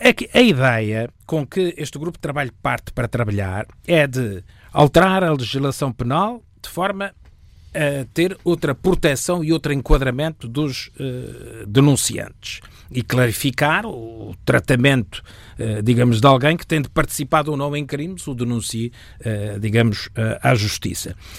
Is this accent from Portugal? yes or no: yes; Portugal